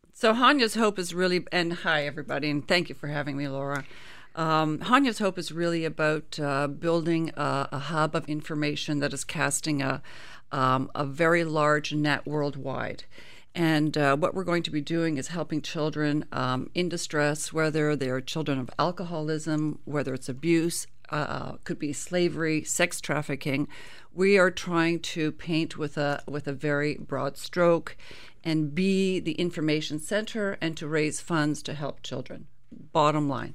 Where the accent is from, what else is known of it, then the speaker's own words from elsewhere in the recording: Canada; as a Canadian